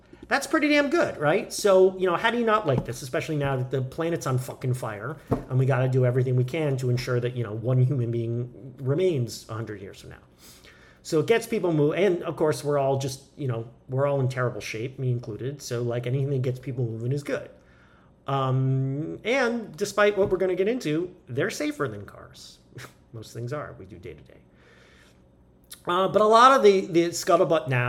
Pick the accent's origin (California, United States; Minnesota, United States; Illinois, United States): California, United States; I'm a Californian. I live in California